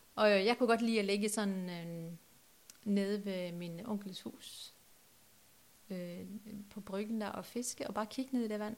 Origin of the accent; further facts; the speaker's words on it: Norway; now in Trelde Næs, Denmark; Norge, der hvor jeg kommer fra